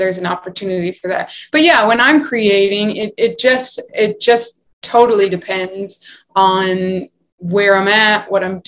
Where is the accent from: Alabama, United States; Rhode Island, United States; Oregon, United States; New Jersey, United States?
Rhode Island, United States; now in New York City, United States; I am originally from Rhode Island, but I live in New York City now